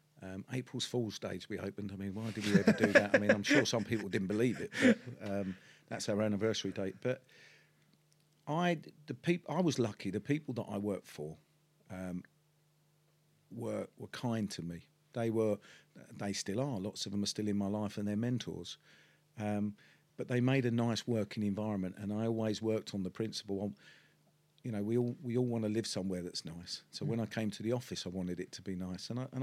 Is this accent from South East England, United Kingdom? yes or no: no; London, United Kingdom; accent: Cockney; I come from the East End of London. I was born in Bart's Hospital, which in the sound of Bow Bells, and that makes me a true Cockney.